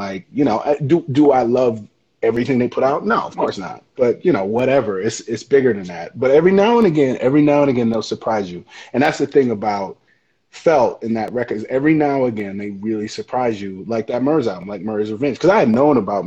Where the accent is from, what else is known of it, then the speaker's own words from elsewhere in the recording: Michigan, United States; moved away; also born or lived in Chicago; I'm from Michigan, man. I'm from a Great Lakes state